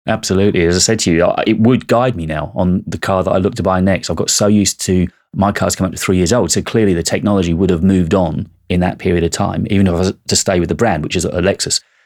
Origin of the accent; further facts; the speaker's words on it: United Kingdom; I'm British and I'm of a certain age